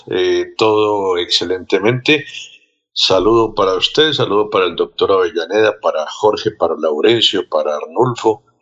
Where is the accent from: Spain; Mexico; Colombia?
Colombia; Contratación, Santander; El municipio de Contratación, mi tierra querida